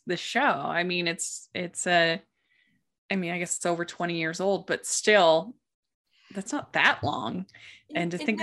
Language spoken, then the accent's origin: English; Maryland, United States; growing up in Maryland